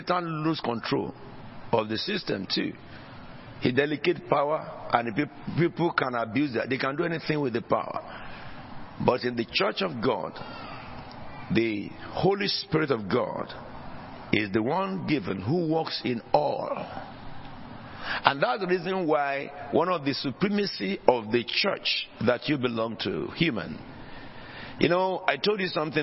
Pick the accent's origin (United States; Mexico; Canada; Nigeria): Nigeria; now in United Kingdom; in Nigeria, where I originally came from before I became British